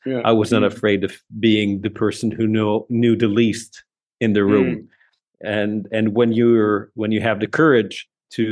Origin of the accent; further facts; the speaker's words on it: Lebanon; moved away as an adult; also born or lived in Saudi Arabia; now in Riyadh, Saudi Arabia; I'm actually from Lebanon, but I've spent most of my professional career in Saudi Arabia